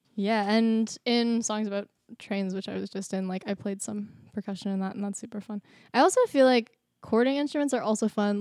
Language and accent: English; Mamaroneck, New York, United States; I was born in Mamaroneck